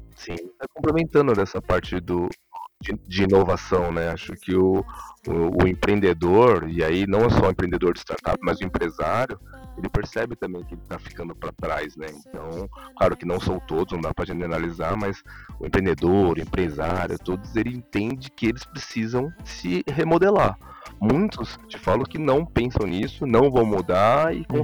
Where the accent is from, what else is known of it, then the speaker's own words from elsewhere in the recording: Brazil; eu sou brasileiro